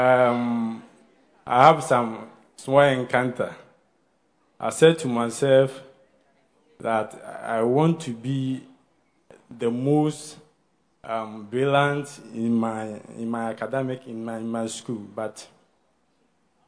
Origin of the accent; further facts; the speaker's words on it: Kumasi, Ashanti, Ghana; now in Accra, Ghana; I'm from Kumasi, and I came here.